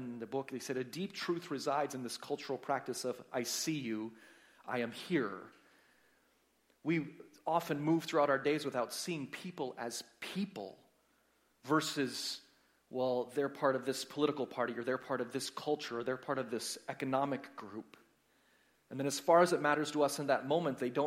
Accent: United States; moved away; I'm from the States

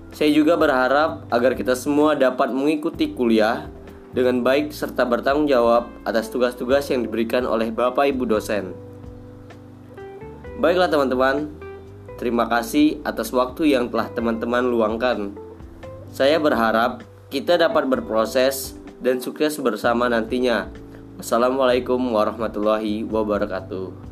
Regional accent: Lahat, South Sumatra, Indonesia; born there; Saya lahir di Lahat, Sumatera Selatan, tepatnya 5 April 2002.

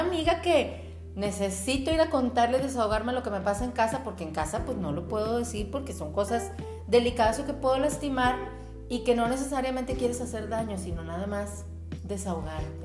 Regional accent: Monclova, Coahuila, Mexico; moved away; yo y ella somos de Monclova, Coahuila

